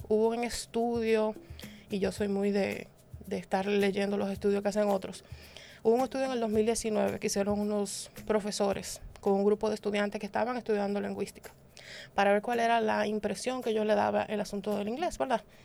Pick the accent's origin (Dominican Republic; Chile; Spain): Dominican Republic; como dominicanos al fin siempre hemos viajado a visitar a los primos